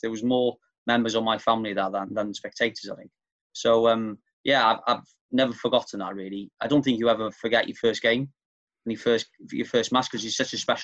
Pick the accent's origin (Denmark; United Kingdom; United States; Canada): United Kingdom; near Caernarfon, Wales; the village where we grew up near Carnarvon